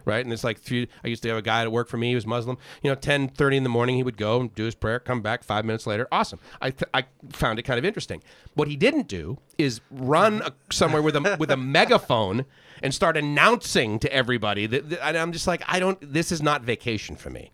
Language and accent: English; Boston, Massachusetts, United States; moved away as an adult; also born or lived in Southern California; I lasted twenty years in Boston